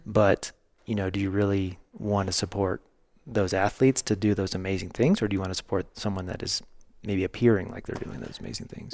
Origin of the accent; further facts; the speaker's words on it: the Ozarks, United States; growing up in the Ozarks